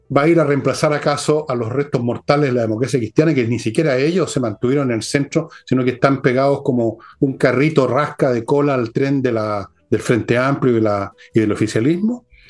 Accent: Molina, Maule, Chile; moved away; cuando era cabros chicos en Molina

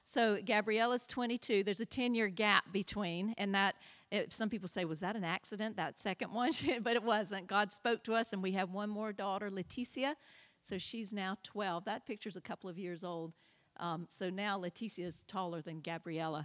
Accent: South Carolina, United States; also born or lived in Brazil; now in Canada; I'm not Canadian originally. I am a Canadian citizen now, but I'm from South Carolina originally

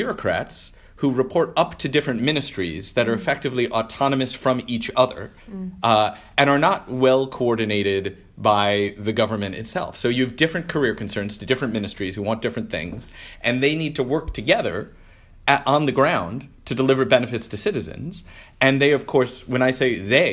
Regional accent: Detroit, Michigan, United States; moved away; my hometown of Detroit

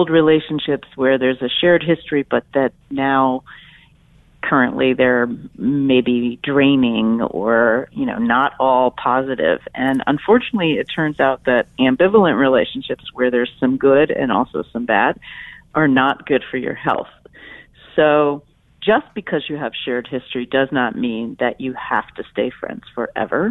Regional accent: Philadelphia, Pennsylvania, United States; my hometown of Philadelphia

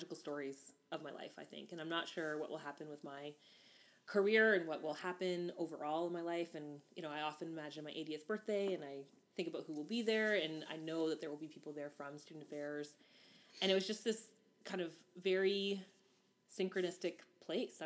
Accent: Hamilton, Ontario, Canada; also born or lived in Guayaquil, Ecuador; Hamilton, Ontario is where I was born and raised and grew up

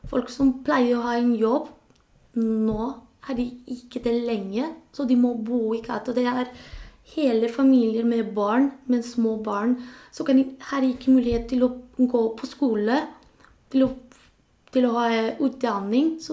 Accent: Spain; Norwegian is a second language; now in Norway; Det er ikke lett, fordi det er litt annerledes enn der jeg kommer fra. Men jeg, jeg synes ikke jeg skal, jeg skal tilbake til Spania.

